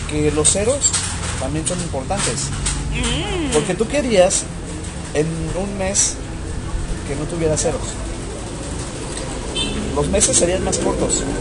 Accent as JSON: {"language": "Spanish", "country": "Mexico", "said": "oye, pues somos mexicanos, entonces no deberíamos de decir dijiste eso, hiciste esto."}